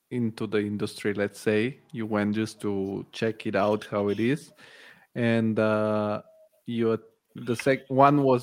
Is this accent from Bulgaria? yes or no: yes; Bulgaria; English is a second language; because I'm from Bulgaria, V-Ray is from Bulgaria. Bulgaria is a big hub for for Archviz, and so this is how I found out.